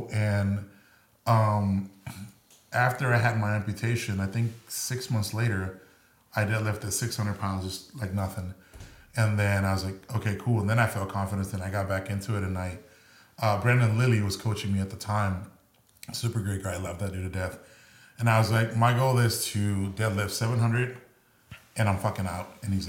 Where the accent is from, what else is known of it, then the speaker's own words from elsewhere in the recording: Mexico; born there; I was born in Mexico.